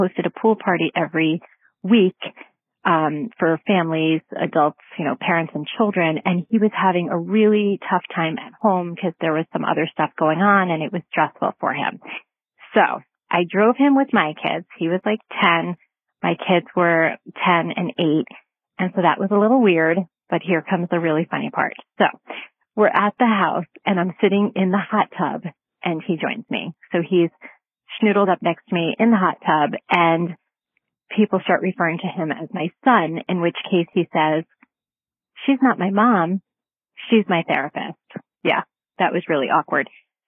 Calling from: Connecticut, United States; I'm calling from Connecticut.

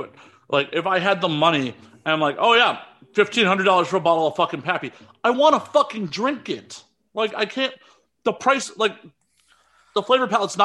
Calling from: California, United States; I'm calling from California

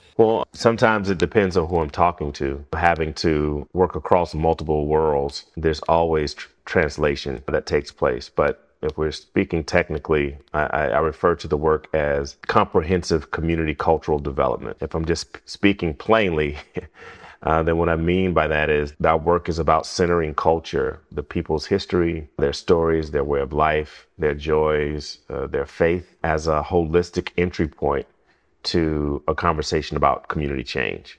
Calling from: Utica, Mississippi, United States; I am calling from Utica, uh, Mississippi

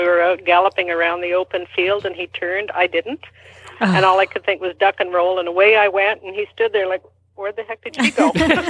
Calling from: Canada; I'm calling from Canada, by the way.

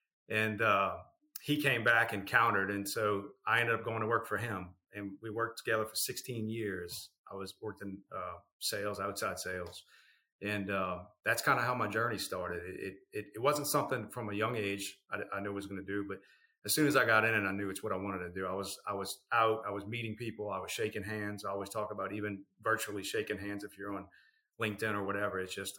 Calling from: New Orleans, Louisiana, United States; New Orleans.

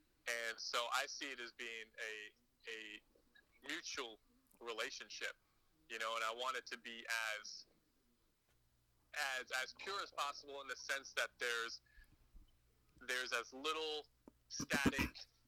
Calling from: Hawaii, United States; Yo, officially calling from Duke Kahanamoku Beach Park.

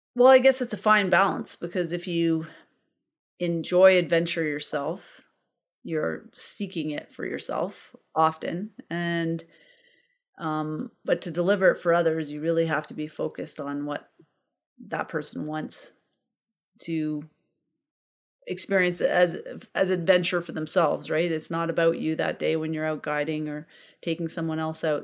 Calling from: Canmore, Alberta, Canada; I am calling in from Camor, Alberta

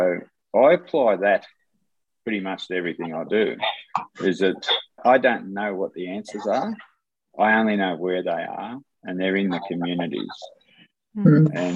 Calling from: Sydney, New South Wales, Australia; I'm coming from Barramadigal land in Sydney, which is near Parramatta.

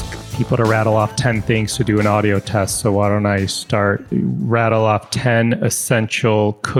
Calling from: Chicago, Illinois, United States; I'm in Chicago.

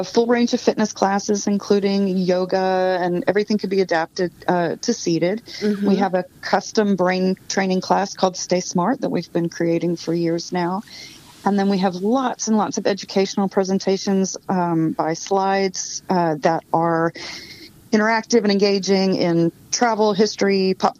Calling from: Austin, Texas, United States; I am calling from Austin, Texas

